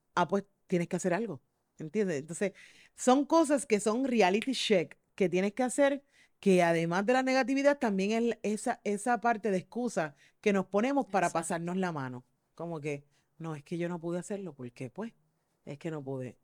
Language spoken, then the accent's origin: Spanish; Mayagüez, Puerto Rico; yo soy de Mayagüez